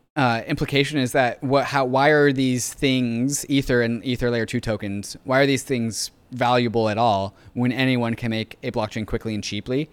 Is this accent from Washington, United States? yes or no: yes; Seattle, Washington, United States; moved away; I grew up in Seattle